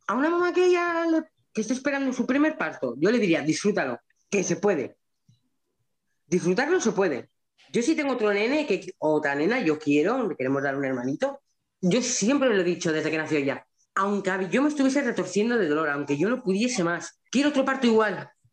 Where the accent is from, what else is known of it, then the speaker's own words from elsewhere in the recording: La Rioja, Spain; yo soy de La Rioja